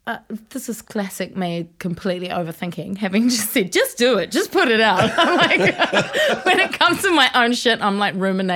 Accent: Raglan, Waikato, New Zealand; Well, yeah, I was from Raglan.

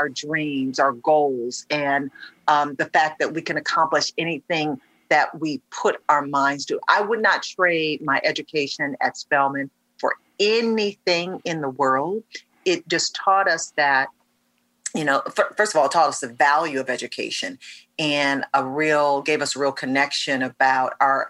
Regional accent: Detroit, Michigan, United States; first started in local news in my hometown of Detroit

